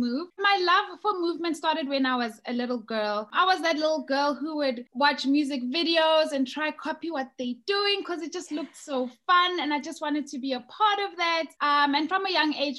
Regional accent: South Africa; moved away as an adult; now in United Kingdom; I'm originally from South Africa

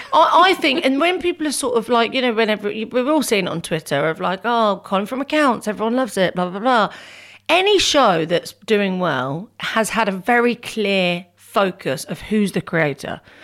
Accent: Northampton, East Midlands, United Kingdom; I was from Northampton

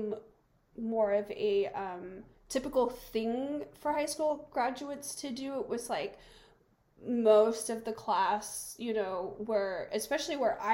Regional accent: the American South, United States; moved away as an adult; I grew up in the American South

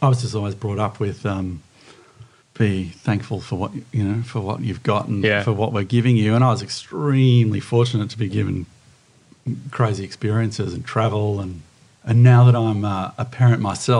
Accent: Sydney, New South Wales, Australia; also born or lived in Bondi Beach, Sydney; I grew up in Mossman

